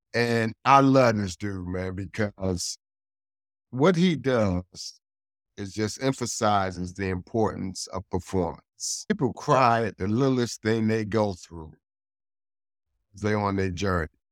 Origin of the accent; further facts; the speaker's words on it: Hartford, Connecticut, United States; I'm born and raised in Hartford, Connecticut